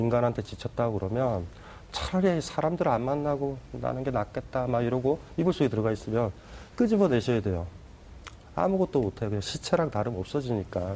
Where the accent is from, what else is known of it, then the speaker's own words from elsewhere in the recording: South Korea; 내가 한국인임을